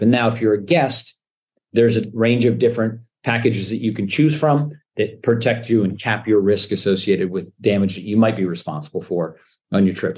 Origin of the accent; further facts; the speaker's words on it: Canada; moved away as an adult; also born or lived in New York, United States; I'm Canadian, born and raised